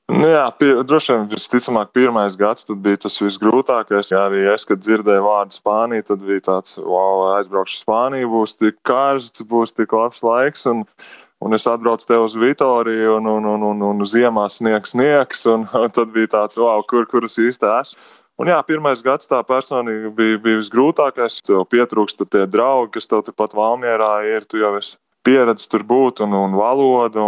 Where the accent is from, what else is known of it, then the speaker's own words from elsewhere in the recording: Rūjiena, Valmiera Municipality, Latvia; moved away as an adult; now in Spain; Pats esmu no Rūjienas, tad arī Rūjienā sāku spēlēt.